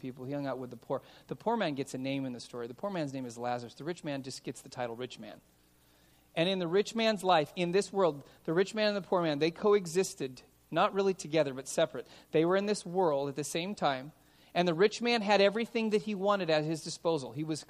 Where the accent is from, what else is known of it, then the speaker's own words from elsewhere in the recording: Los Angeles, California, United States; I grew up in San Fernando Valley.